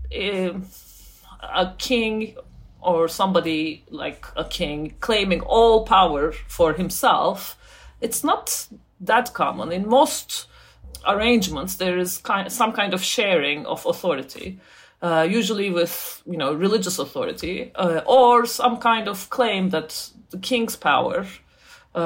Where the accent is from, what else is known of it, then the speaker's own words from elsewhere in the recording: Turkey; also born or lived in United States; now in United Kingdom; I grew up in Turkey, as I said, and then I moved to the US. Now I live in the UK